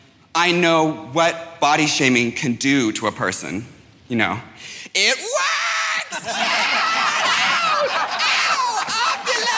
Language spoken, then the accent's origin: English; New York, United States; I am a New Yorker, but like.